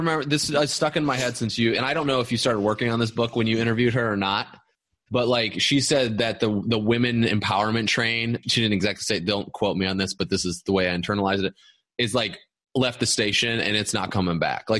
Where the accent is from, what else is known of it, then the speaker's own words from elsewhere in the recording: Midwest, United States; I grew up in the Midwest where it's like boobs, beer, and basketball or whatever.